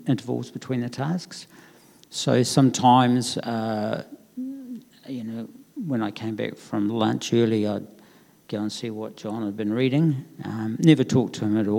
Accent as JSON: {"language": "English", "town": "Christchurch", "region": "Canterbury", "country": "New Zealand", "tie": "born or raised there", "said": "I grew up in North New Brighton"}